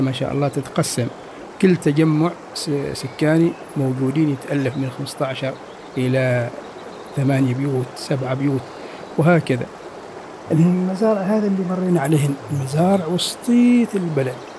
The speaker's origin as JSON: {"language": "Arabic", "country": "Oman", "said": "حياتنا كعمانيين"}